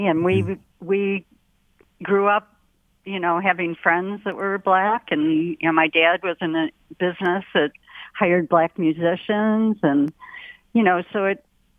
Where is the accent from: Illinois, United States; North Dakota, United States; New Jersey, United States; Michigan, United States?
Michigan, United States; Detroit; also born or lived in Lapeer, Michigan; And my father grew up in Detroit, and I grew up in Detroit.